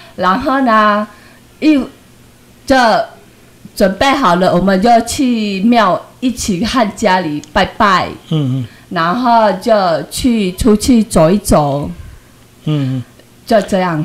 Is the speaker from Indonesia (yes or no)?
yes; Singkawang, West Kalimantan, Indonesia; moved away as an adult; now in Taiwan; 我家乡是印尼，加里曼丹三口洋，我是嫁过来的